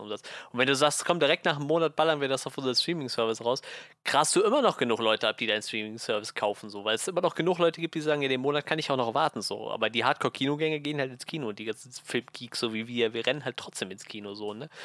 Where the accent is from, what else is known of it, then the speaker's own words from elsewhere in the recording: Germany; bei uns in Deutschland